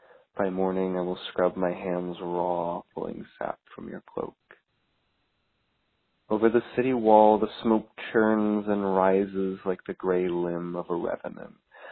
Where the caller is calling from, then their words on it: Newport News, Virginia, United States; I'm calling from Newport News, Virginia